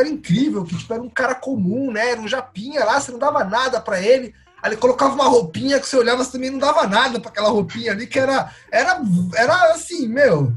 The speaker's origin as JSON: {"language": "Portuguese", "region": "São Paulo", "country": "Brazil", "tie": "born or raised there", "said": "Eu, eu sou paulista, também nascido no asfalto"}